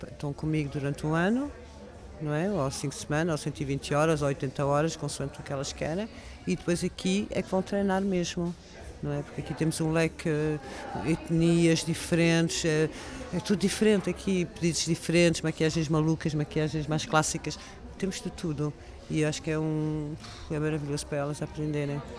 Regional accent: France; Portuguese is a second language; moved away as an adult; eu sou francesa, eu nasci em França e vivi muito tempo lá, até os meus 18 anos.

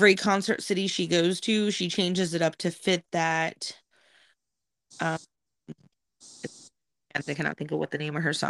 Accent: Massieville, Ohio, United States; growing up in Massieville, we were just far enough past Columbus that we barely got WNCI reception

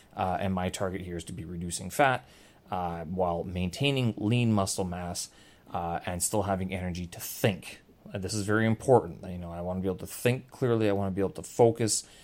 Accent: Canada; I'm Canadian, and my intro is all about the Prime Minister of the country where I hail from

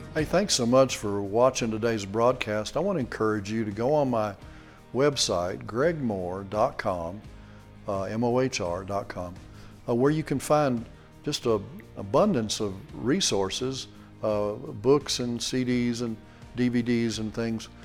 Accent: Texas, United States; we're from Texas

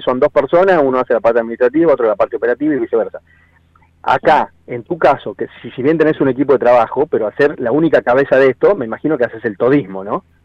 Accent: Tucumán, Argentina; que era tucumana

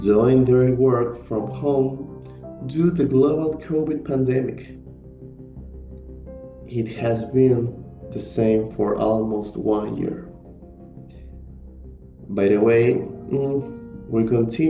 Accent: Tuxtepec, Oaxaca, Mexico; English is a second language; moved away as an adult; now in Veracruz, Mexico; I'm originally from Tuxtepec, Oaxaca

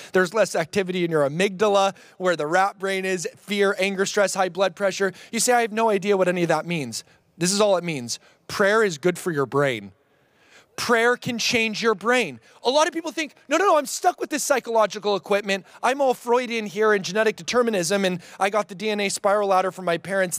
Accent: Oregon, United States; I'm from Oregon

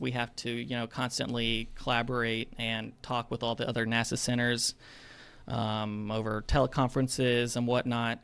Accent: Madison, Alabama, United States; I am from Madison, Alabama, which is that small town surrounded by Huntsville

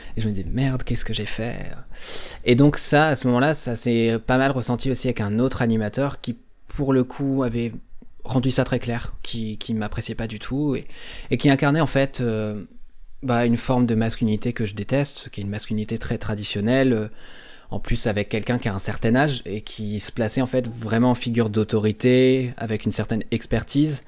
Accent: Normandy, France; par rapport à mes origines géographiques, puisque du coup je suis normand.

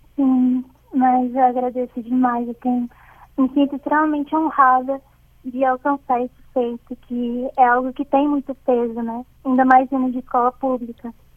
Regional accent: Bahia, Brazil; now in Linhares, Brazil; estava na minha terrinha natal, que era Bahia

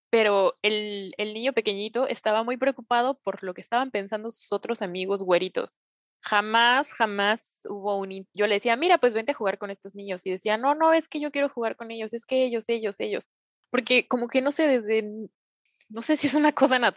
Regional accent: Vancouver, British Columbia, Canada; yo soy nacido y crecido aquí en Vancouver

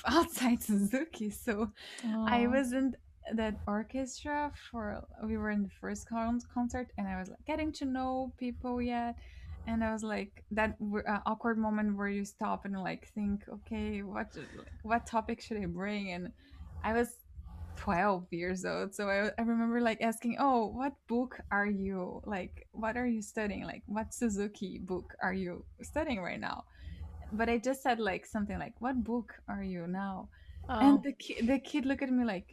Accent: São Paulo, Brazil; moved away; I was living in São Paulo

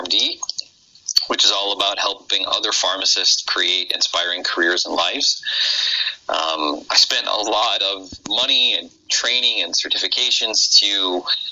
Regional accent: Midwest, United States; accent: Midwestern; My Midwestern accent

